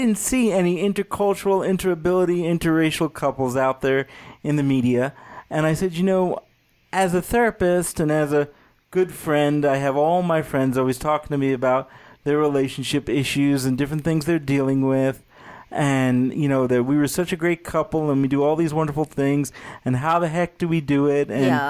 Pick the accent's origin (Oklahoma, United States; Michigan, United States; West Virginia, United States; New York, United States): New York, United States; because, you know, I'm from New York and I speak very fast.